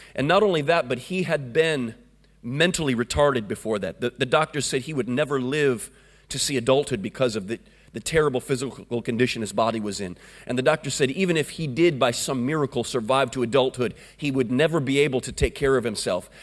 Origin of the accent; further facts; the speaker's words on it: Florida, United States; I come from a place called Florida